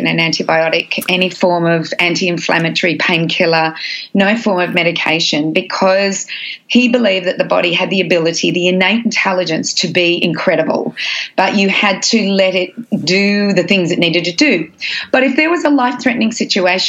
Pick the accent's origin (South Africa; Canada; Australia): Australia; I'm Australian